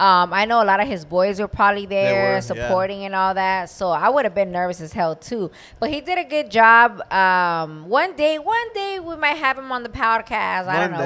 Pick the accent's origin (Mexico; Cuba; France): Mexico; Guanajuato; now in Tampa, United States; we're from Guanajuato. We both live in Tampa, right?